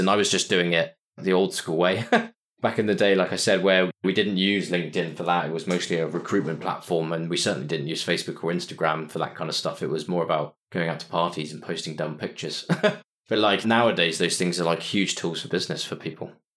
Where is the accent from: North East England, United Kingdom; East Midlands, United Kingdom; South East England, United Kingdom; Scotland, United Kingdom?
South East England, United Kingdom; Winchester; moved away as an adult; also born or lived in Cardiff; now in London, United Kingdom; I grew up in a place called Winchester, like I said, which is a, about an hour away from London